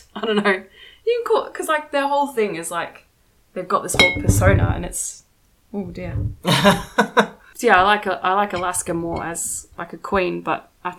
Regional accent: Melbourne, Victoria, Australia; we're from Melbourne.

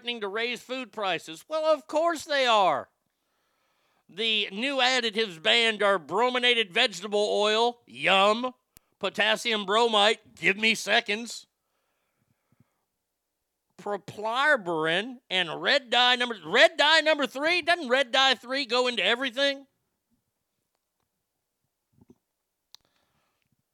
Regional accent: Dallas, Texas, United States; growing up in Dallas

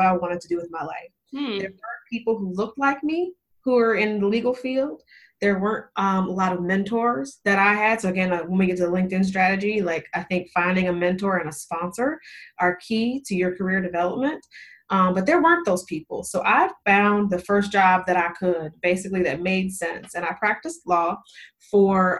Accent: Las Vegas, Nevada, United States; moved away as an adult; now in Charlotte, United States; I'm from Las Vegas, moving from Las Vegas all the way to Charlotte, where my now husband lives

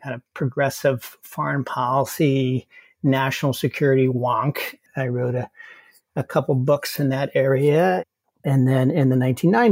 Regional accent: Hastings-on-Hudson, New York, United States; I grew up in Hastings-on-Hudson, which is a town outside New York City on the river

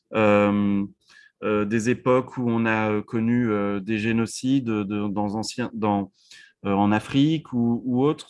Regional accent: France; moved away as an adult; now in United States; en tant que Français ou maintenant vivant aux États-Unis depuis 16 ans

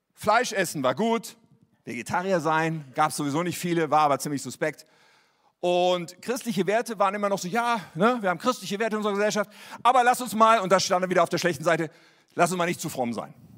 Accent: Germany; wir damals hatten als Deutsche

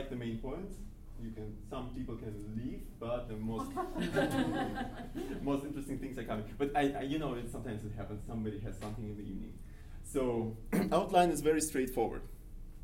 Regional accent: Kazan, Tatarstan, Russia; moved away as an adult; also born or lived in Freiburg, Germany; now in Madison, United States; I am from Kazan

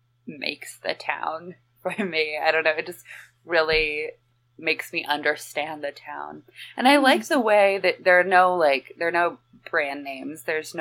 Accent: Central Oregon, United States; I'm from Central Oregon

